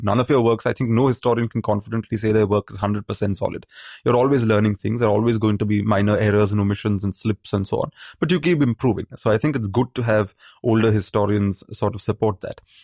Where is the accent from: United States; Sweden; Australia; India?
India; Maharashtra; growing up in Maharashtra.